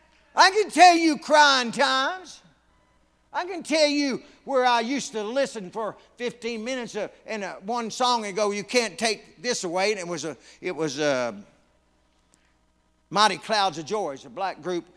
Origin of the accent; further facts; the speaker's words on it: North Carolina, United States; I come from North Carolina. It's called the Tar Heel State.